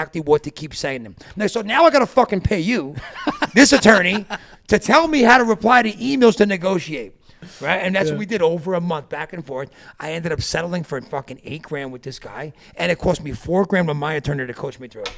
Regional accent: East Coast, United States; moved away as an adult; I'm from the East Coast. I moved out here 4 years ago.

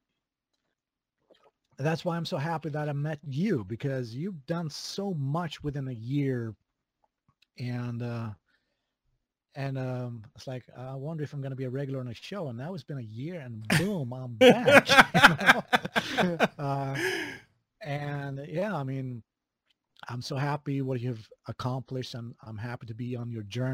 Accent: Skövde, Västra Götaland, Sweden; accent: Swedish; English is a second language; moved away as an adult; also born or lived in Korsberga, Sweden; now in Japan; my hometown in my shitty little Swedish country. Skövde, of all places.

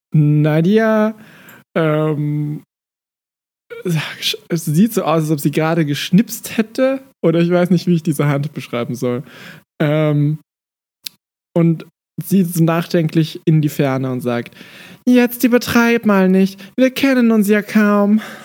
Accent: Austria; ich bin Österreicher

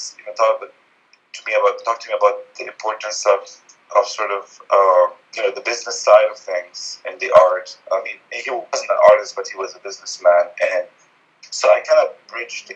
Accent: Lebanon; I grew up in Lebanon in the 70s during the Civil War

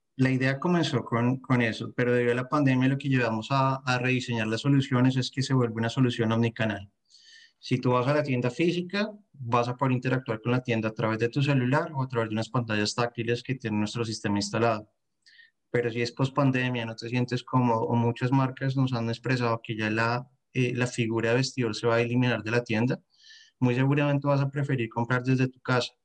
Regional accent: Bogotá, Colombia; moved away as an adult; now in France; soy de Bogotá, Colombia

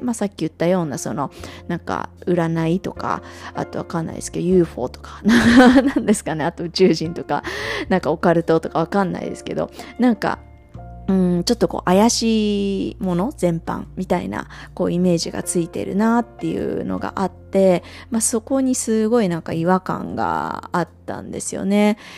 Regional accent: Japan; moved away; also born or lived in Singapore; 日本に帰ってくる

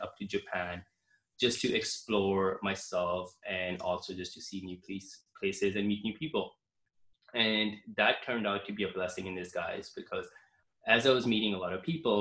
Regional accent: Canada; I'm from Canada

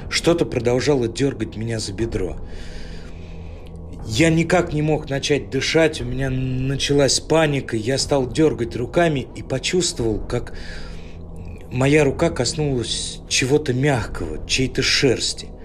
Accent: Ryazan, Ryazan Oblast, Russia; Я родился и вырос в Рязани, в небольшом районе под названием Дашки Песочные.

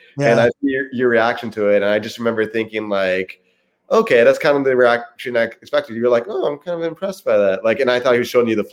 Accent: Lake Placid, New York, United States; my hometown

